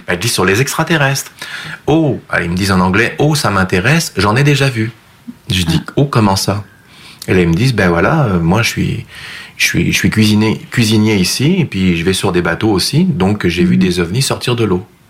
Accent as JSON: {"language": "French", "country": "France", "tie": "born or raised there", "also_born_or_lived": "Rive-Sud, Quebec, Canada", "moved": "as an adult", "lives_now": "Quebec, Canada", "said": "ma France natale"}